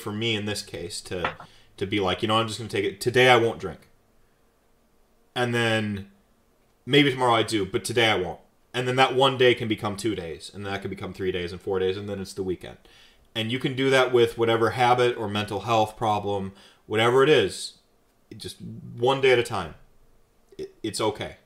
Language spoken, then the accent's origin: English; North Carolina, United States; moved away; I was raised in North Carolina for a while